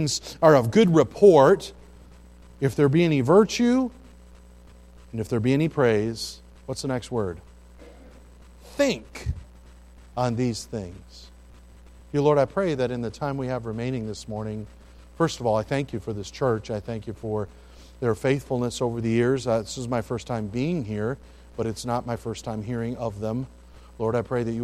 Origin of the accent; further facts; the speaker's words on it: Midland, Michigan, United States; also born or lived in St. Joseph, Michigan; now in Pensacola, United States; I am a Michigander, and I was born over in St. Joe, and then grew up in Midland, Michigan